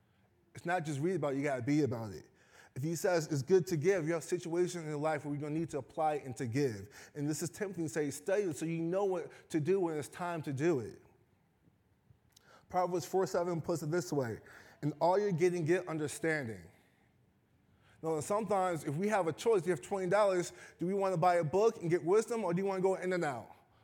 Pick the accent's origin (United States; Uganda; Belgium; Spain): United States; Chicago, Illinois; So once again, I'm originally from Chicago. I've been out here for 4 years. So I love deep dish pizza. I love the Chicago Bears.